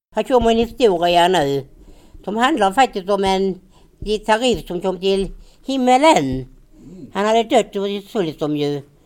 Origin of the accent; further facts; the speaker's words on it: Finja, Skåne, Sweden; när vi bodde hemma i Finja